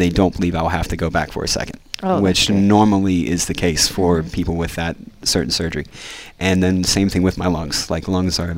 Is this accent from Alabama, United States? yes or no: no; West Virginia, United States; I'm a redneck from West Virginia.